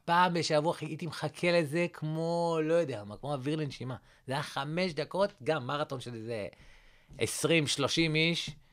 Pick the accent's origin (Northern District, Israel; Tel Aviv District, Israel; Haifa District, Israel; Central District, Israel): Central District, Israel; Rehovot; מאיפה אתה? אה, אמרתי לו, רחובות